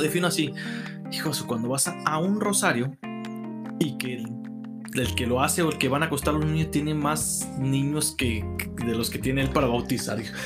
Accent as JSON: {"language": "Spanish", "country": "Mexico", "said": "los mexicanos"}